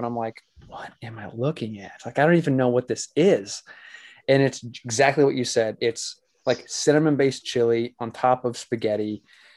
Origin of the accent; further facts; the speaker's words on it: St. Louis, Missouri, United States; moved away as an adult; now in Northern Kentucky, United States; I'm from the St. Louis area originally